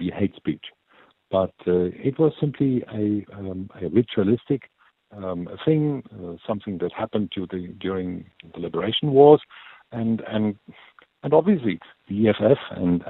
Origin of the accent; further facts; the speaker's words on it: Germany; accent: German; now in South Africa; the listeners will hear from my accent, I was born in Germany. I'm a German